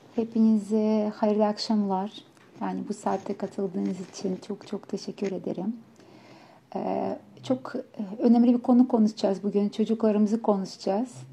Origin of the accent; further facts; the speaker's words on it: Ukraine; Turkish is a second language; now in Turkey; ben Ukraynalıyım aksanla konuşacağım